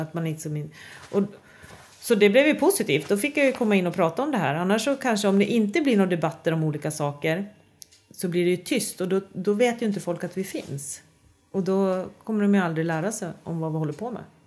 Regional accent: Sweden; jag är otroligt stolt svensk bonde

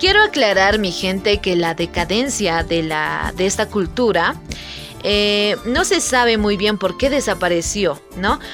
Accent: Bolivia; para nosotros los bolivianos

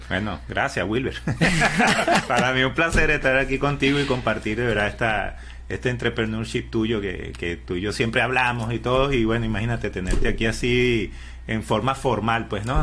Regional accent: Venezuela; moved away as an adult; now in United States; toda mi vida trabajé en construcción en Venezuela

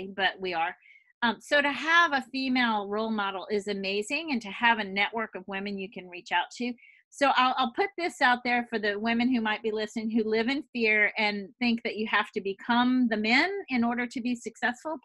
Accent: the South, United States; moved away as an adult; also born or lived in Boston; I came from the South

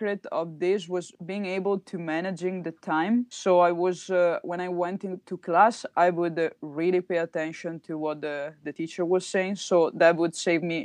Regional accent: Treviso, Veneto, Italy; I'm from Treviso

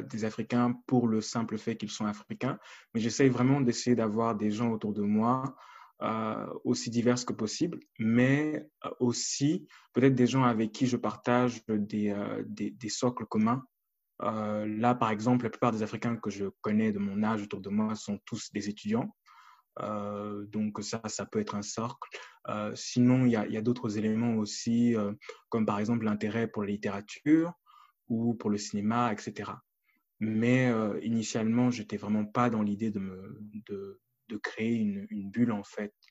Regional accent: Cameroon; motivé à revoir peut-être ma manière de penser en tant que Camerounais

